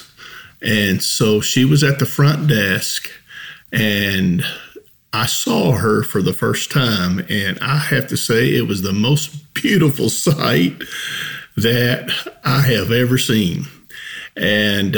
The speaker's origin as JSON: {"language": "English", "region": "Kentucky", "country": "United States", "tie": "born or raised there", "said": "growing up in Kentucky"}